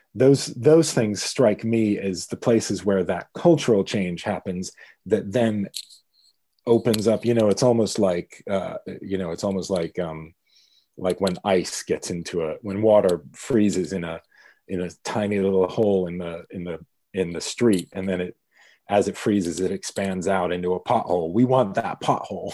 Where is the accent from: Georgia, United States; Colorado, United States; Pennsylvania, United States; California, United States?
Pennsylvania, United States; Pittsburgh; born or raised there; moved away as an adult; now in United Kingdom